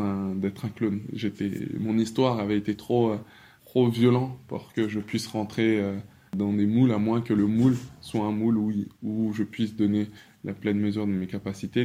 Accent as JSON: {"language": "French", "country": "France", "tie": "born or raised there", "said": "je suis congolais de par mon père, français de par ma mère et et de par mon éducation"}